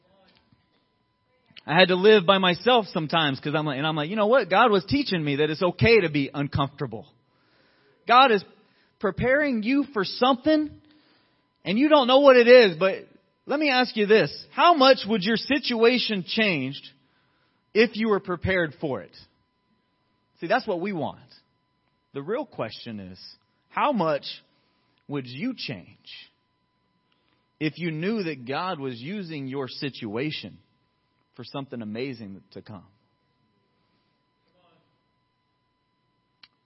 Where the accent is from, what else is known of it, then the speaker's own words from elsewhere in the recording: Riverdale, Georgia, United States; now in Santa Clarita, United States; I'm from Riverdale